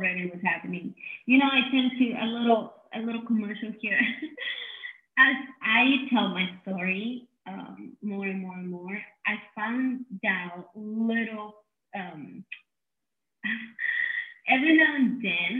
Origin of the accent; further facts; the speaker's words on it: Mexico City, Mexico; was born and raised in Mexico City.